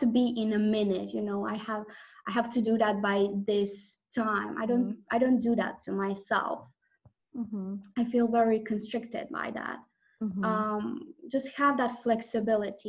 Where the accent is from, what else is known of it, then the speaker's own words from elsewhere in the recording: Croatia; I'm from Croatia, it's a Croatian last name